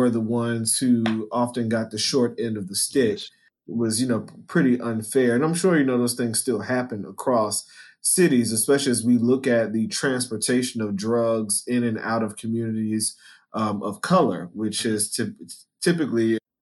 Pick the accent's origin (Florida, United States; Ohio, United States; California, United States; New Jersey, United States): New Jersey, United States; Newark; Newark, which is where I'm from, born and raised